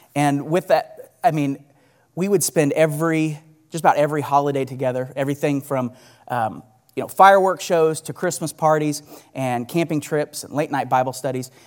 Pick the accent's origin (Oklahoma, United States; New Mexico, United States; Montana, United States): Oklahoma, United States; Bixby; I grew up in Bixby, and I lived there pretty much my entire life